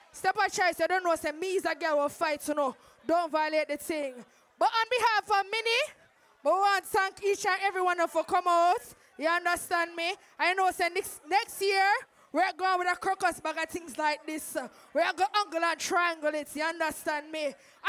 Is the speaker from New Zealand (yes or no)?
no; Jamaica; We're all Jamaican in here.